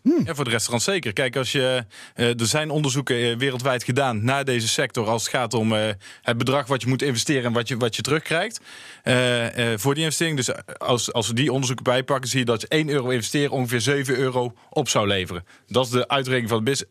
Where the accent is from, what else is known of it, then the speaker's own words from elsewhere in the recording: Tilburg, North Brabant, Netherlands; kom mezelf uit Tilburg